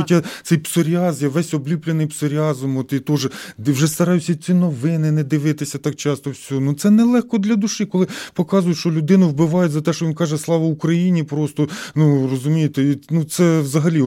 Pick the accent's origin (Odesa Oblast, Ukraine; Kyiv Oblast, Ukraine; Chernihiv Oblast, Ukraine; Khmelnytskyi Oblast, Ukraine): Khmelnytskyi Oblast, Ukraine; Hnativtsi; moved away as an adult; also born or lived in Saint Petersburg, Russia; now in Riga, Latvia; Я народився в Гнатівці, це Хмельницька область, Хмельницький район.